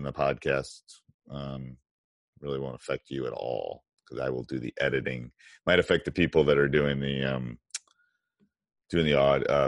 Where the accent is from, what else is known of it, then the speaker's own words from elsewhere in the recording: Madison, Wisconsin, United States; I grew up in Madison, Wisconsin